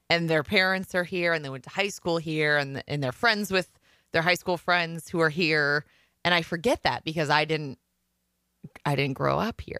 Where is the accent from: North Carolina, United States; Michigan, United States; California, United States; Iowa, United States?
Iowa, United States; Waukon; moved away as an adult; now in Minnesota, United States; if my parents would have stayed in Waukon, Iowa when I went to college